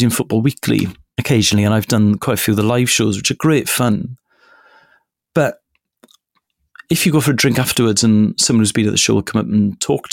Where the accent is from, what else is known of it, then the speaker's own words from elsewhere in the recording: Wales, United Kingdom; first language Welsh; English is a second language; Welsh is my first language